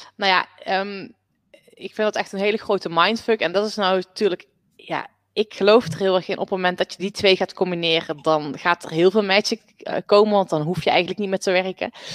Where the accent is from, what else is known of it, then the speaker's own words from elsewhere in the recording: North Brabant, Netherlands; Ik ben op de boerderij opgegroeid. Dus ik ben echt een buitenmeisje. Ehm, en nou, ik kom uit Brabant